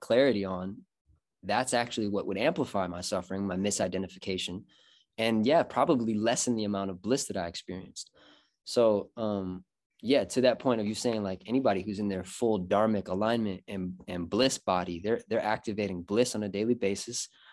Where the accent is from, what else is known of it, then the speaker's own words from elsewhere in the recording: Michigan, United States; I'm born and raised in Michigan, pretty much.